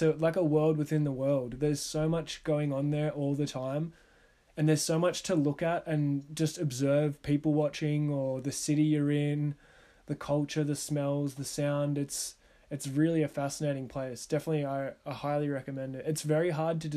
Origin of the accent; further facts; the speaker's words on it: Australia; as an Australian with a country that doesn't share any borders